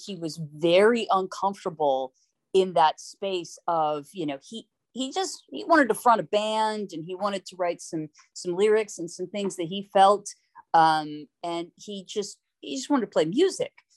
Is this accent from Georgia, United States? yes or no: yes; Atlanta, Georgia, United States; moved away; I was growing up in Atlanta